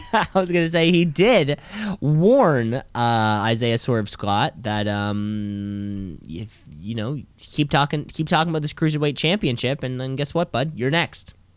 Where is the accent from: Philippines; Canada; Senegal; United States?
Canada; as a Canadian